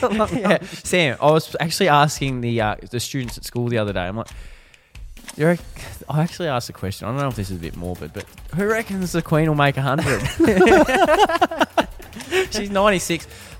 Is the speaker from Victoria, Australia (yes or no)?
yes; Ballarat, Victoria, Australia; moved away; Well, Josh, we're from Ballarat originally.